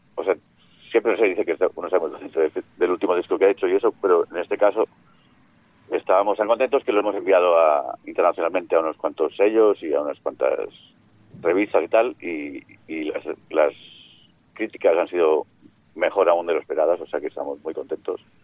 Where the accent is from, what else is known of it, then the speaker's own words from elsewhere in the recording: Mallorca, Balearic Islands, Spain; moved away as an adult; now in Barcelona, Spain; yo soy mallorquín, pero estoy instalado en, Barcelona